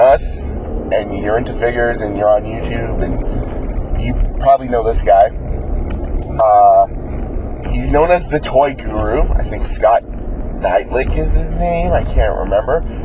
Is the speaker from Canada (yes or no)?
yes; Canada; as a Canadian collector